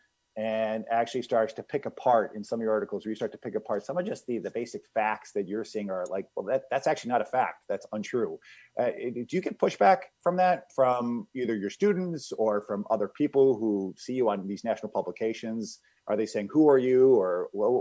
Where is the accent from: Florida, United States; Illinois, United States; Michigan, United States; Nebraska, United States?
Illinois, United States; I'm from Illinois